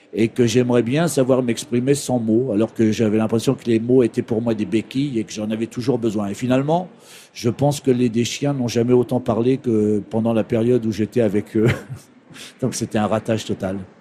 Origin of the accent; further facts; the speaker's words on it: Saint-Georges-des-Groseilliers, Normandy, France; moved away as an adult; also born or lived in Flers; je suis né dans l'Orne à Flers et j'ai passé mon enfance à Saint-Georges-des-Groseilliers.